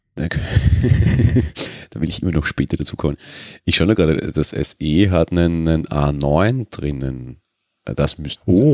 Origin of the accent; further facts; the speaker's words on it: Austria; also born or lived in Vienna; Bei uns in Österreich